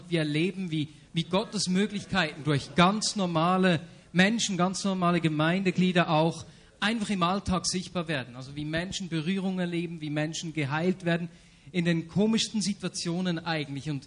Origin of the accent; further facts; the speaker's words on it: Bern, Switzerland; ich komme aus Bern, der schönsten Stadt der Welt.